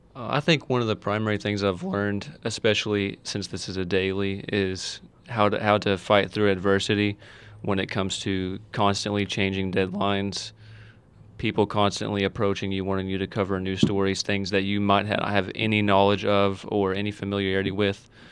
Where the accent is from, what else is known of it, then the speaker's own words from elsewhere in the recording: Owensboro, Kentucky, United States; now in Hancock County, United States; I'm from Owensboro, born and raised in Owensboro